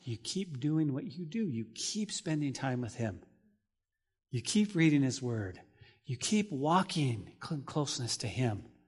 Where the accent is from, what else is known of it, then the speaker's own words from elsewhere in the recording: New Mexico, United States; Growing up in New Mexico, we would often make money as kids to pull weeds